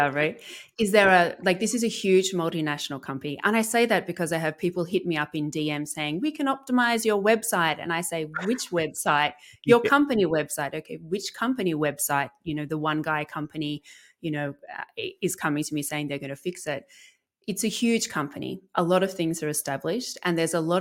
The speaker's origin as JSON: {"language": "English", "town": "Melbourne", "region": "Victoria", "country": "Australia", "tie": "born or raised there", "also_born_or_lived": "Africa / Middle East", "moved": "as an adult", "said": "So I'm a Melbournean, I'm Australian, grew up here"}